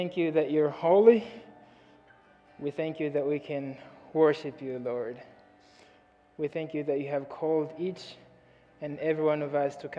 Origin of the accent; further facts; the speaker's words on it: Mozambique; moved away; I'm from Mozambique, Africa.